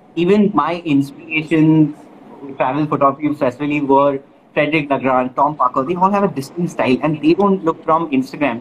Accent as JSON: {"language": "English", "region": "Kerala", "country": "India", "tie": "born or raised there", "moved": "yes", "said": "came to my hometown of Kerala"}